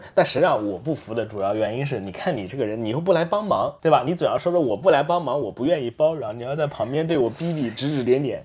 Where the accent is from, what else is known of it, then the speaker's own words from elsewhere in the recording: southern China, China; moved away as an adult; also born or lived in near Shanghai / United States; now in Japan; 我是出生于中国南方的，我在，呃，十八岁的时候考到了美国上大学